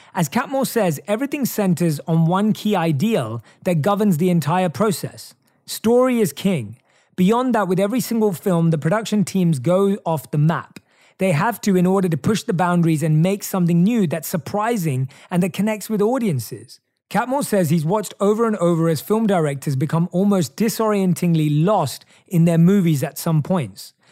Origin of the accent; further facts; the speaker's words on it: England, United Kingdom; moved away; In my home country of England